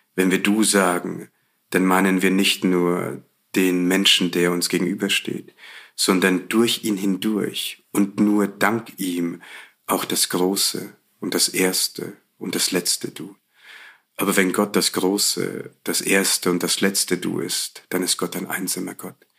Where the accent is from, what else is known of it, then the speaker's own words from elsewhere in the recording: Bavaria, Germany; Ich bin in Bayern groß geworden